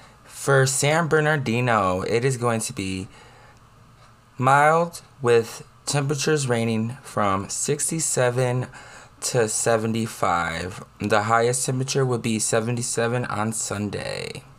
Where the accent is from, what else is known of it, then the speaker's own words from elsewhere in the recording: London, United Kingdom; I'm from London. I'm from a neighborhood in London called Greenwich, and it's so fabulous and so nice.